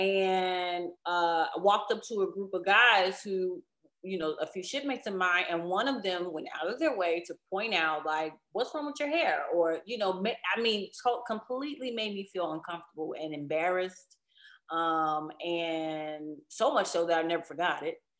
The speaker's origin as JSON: {"language": "English", "town": "Chicago", "region": "Illinois", "country": "United States", "said": "I'm, I'm from Chicago. I am a big city girl"}